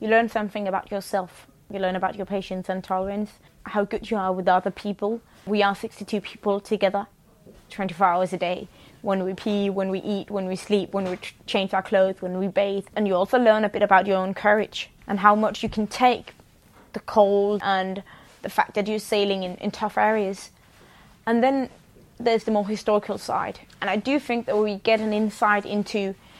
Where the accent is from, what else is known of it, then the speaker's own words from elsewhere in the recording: Copenhagen, Capital Region of Denmark, Denmark; I'm crewman on the Sea Stallion, and I'm from Copenhagen, Denmark